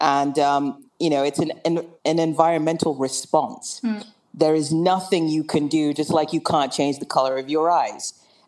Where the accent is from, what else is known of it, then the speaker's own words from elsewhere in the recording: England, United Kingdom; also born or lived in Wilmington, United States / Nigeria; I was born in America in Wilmington, Delaware. Good old Wilmington, Delaware, and. I grew up in England. I went to boarding school, so I split my time between England and Nigeria